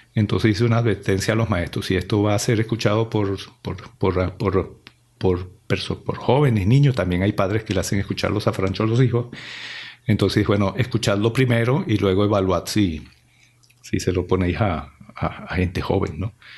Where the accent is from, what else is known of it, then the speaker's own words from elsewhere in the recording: Venezuela; moved away as an adult; also born or lived in Italy; mi país, Venezuela, me envió en misión de estudios eh, al extranjero